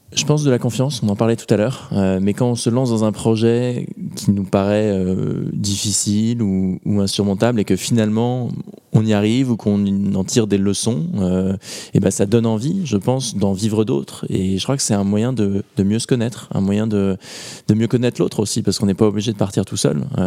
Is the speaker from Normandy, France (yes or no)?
yes; Normandy, France; je viens de Normandie